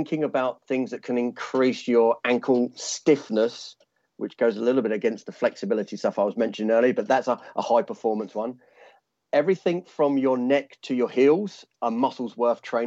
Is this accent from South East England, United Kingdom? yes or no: yes; Sussex, South East England, United Kingdom; accent: London sound; moved away as an adult; also born or lived in London / St Albans; now in Australia; I've lived in London since I was 18, but I'm originally from Sussex, which is a little small town near Brighton